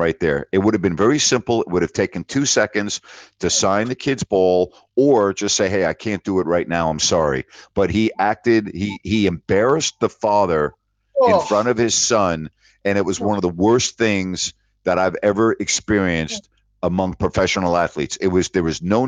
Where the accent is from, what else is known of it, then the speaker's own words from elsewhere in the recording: Long Island, New York, United States; moved away as an adult; also born or lived in Bowling Green; I'm from Long Island, lifelong Yankee fan.